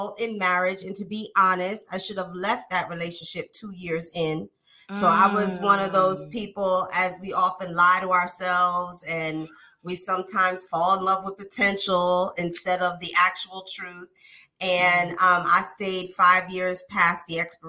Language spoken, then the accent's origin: English; Philadelphia, Pennsylvania, United States; now in Los Angeles, United States; I'm originally from Philadelphia, but I'm out here in La La Land in Hollywood